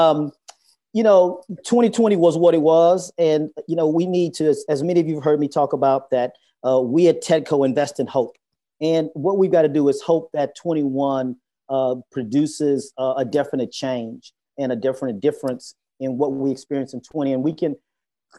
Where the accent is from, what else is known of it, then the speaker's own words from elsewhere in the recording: Houston, Texas, United States; moved away; I grew up in Houston